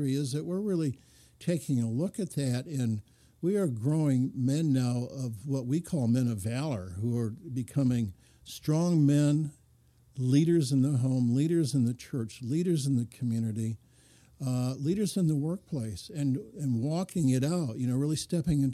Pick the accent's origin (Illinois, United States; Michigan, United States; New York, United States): Michigan, United States; Lansing; grew up in a automobile industry town in Lansing